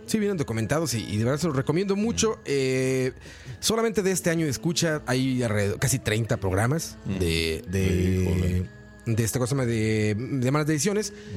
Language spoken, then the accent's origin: Spanish; Mexico; now in Costa Rica; mi país de origen, México